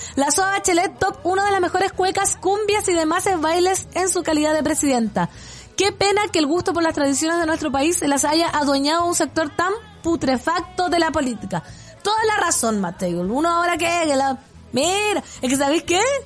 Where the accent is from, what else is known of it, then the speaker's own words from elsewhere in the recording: Putaendo, Valparaíso, Chile; mi pueblo putaendo